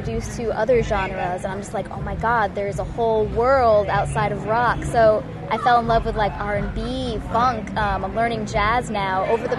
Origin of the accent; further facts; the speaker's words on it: Connecticut, United States; I'm also an East Coaster. We got the East Coast thing going. I'm from Connecticut.